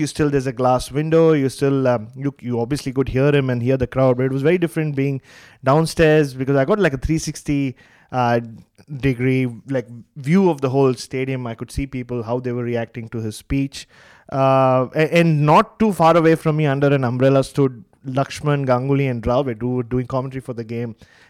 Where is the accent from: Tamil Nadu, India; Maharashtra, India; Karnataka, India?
Maharashtra, India; Mumbai; growing up in Mumbai